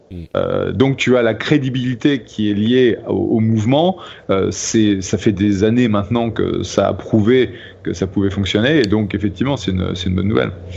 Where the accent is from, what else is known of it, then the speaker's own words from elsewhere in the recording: France; accent: French; now in United States; je suis américain qui parle anglais avec un accent français et je suis toujours français